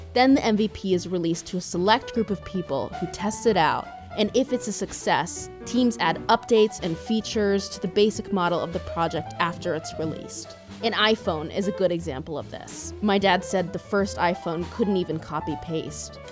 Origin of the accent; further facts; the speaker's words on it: San Francisco Bay Area, California, United States; I'm from the Bay Area, and my dad spent his entire career in the Silicon Valley tech industry.